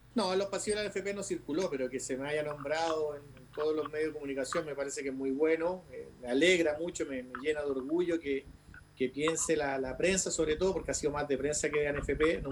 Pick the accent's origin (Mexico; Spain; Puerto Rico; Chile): Chile; lo que somos los técnicos chilenos